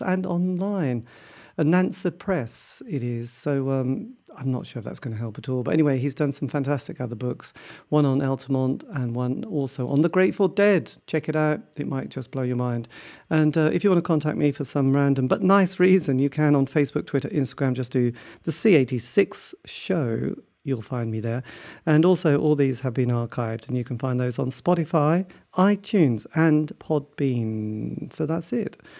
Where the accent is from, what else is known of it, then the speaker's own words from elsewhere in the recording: England, United Kingdom; being English